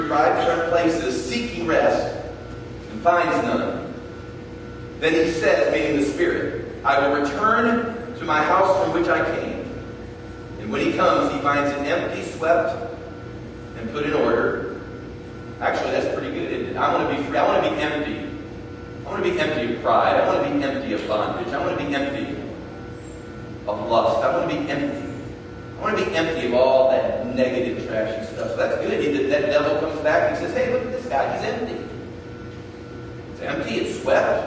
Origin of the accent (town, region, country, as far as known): United States